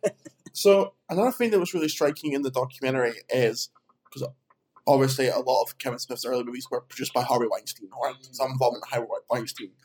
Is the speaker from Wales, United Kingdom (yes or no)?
no; Edinburgh, Scotland, United Kingdom; I'm originally uh, I'm from Edinburgh, so I'm up from Scotland.